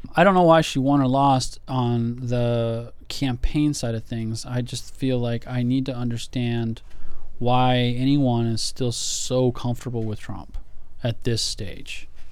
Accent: United States; for me as an American, as a patriot here

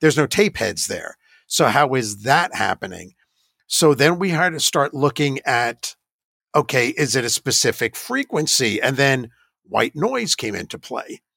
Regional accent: New York, United States; moved away as an adult; also born or lived in Georgia / Ohio; I grew up in New York next to what I thought was the Crybaby Bridge

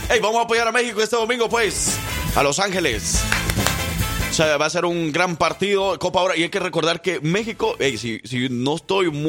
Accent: El Salvador; aunque yo soy el salvadoreño, él es el que me debía las pupusas a mí

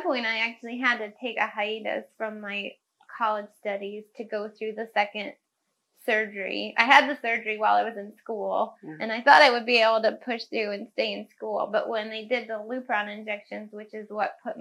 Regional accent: Cayuga Lake, upstate New York, United States; where I grew up on Cayuga Lake in upstate New York

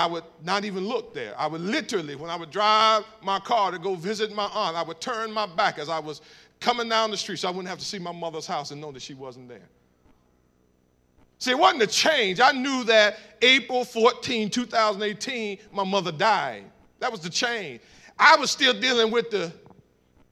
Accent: Cleveland, Ohio, United States; I'm from Cleveland, Ohio

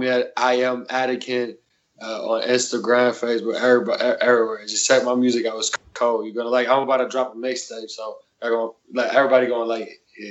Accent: Lithuania; I'm from Lithuania, from Eastern Europe.

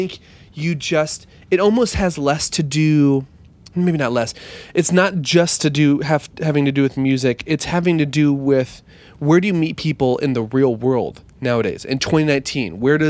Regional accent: Lincoln, Nebraska, United States; where I grew up in Nebraska.

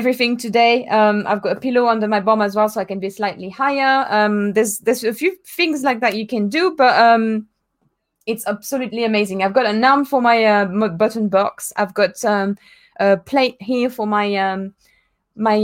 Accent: France; moved away; my hometown in France.

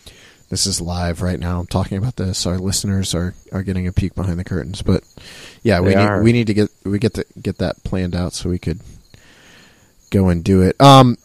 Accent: Wadsworth, Ohio, United States; my hometown of Wadsworth.

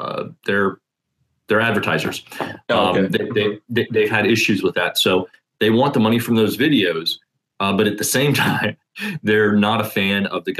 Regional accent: Indiana, United States; I am from Indiana.

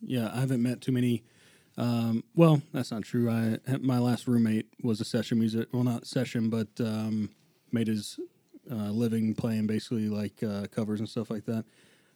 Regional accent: Nashville, Tennessee, United States; I'm from Nashville.

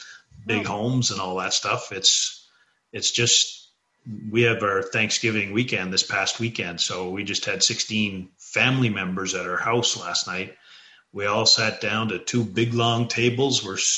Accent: Newfoundland and Labrador, Canada; also born or lived in British Columbia; I grew up in Newfoundland.

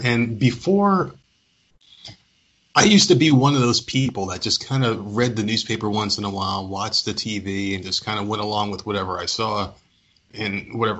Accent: New Jersey, United States; As a Hispanic male growing up, as a kid, I mean, I'm 37 now. But being a kid growing up in New Jersey

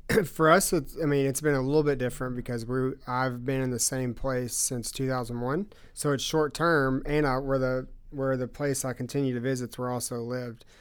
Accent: Russellville, United States; I grew up in First Baptist Church. And so, um, this church in Russellville

